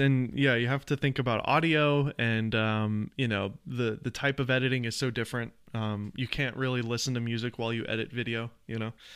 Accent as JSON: {"language": "English", "town": "Nashville", "region": "Tennessee", "country": "United States", "tie": "born or raised there", "said": "I grew up in the South. I'm from, uh, Nashville, Tennessee"}